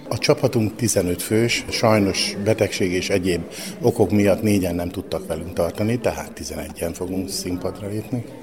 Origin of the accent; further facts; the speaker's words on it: Hungary; Mi énekelni szerető magyar emberek vagyunk